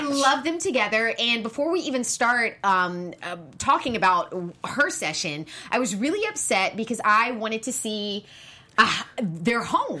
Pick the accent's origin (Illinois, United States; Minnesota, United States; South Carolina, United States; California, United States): South Carolina, United States; Charleston; I'm from the South, I'm from South Carolina